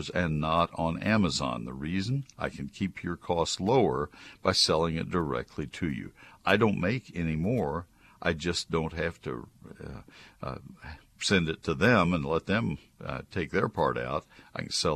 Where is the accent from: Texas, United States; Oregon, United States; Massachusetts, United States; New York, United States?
Texas, United States; Brazos County; I grew up in Brazos County. I know the soils